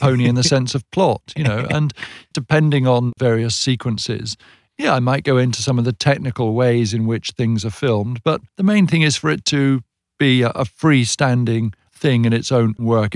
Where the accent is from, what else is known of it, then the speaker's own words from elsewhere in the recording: United Kingdom; we in Britain